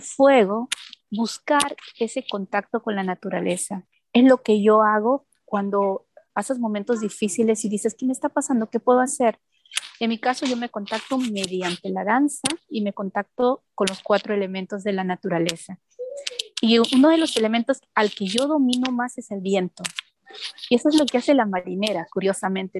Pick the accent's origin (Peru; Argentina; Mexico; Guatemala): Peru; now in Germany; cuando yo salí del Perú